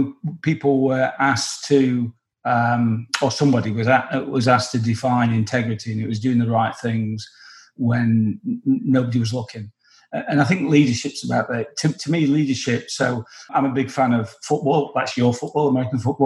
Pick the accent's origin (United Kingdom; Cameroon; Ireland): United Kingdom; England; I'm English